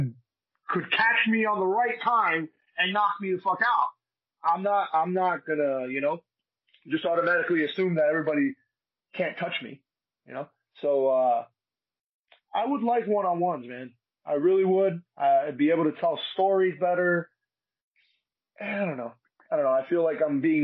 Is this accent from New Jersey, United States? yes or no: yes; Union City, New Jersey, United States; also born or lived in Secaucus, New Jersey; I was born in Secaucus. I was raised in Union City, New Jersey, right next to Jersey City